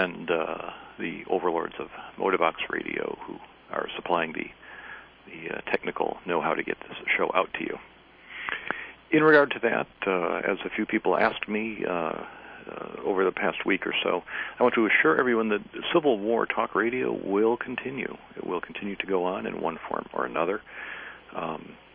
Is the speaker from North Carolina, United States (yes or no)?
yes; Greenville, North Carolina, United States; Greenville, North Carolina, my hometown